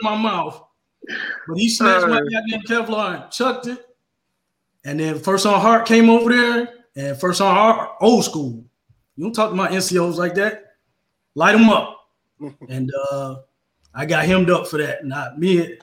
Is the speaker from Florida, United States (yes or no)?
yes; Florida, United States; I'm from Florida.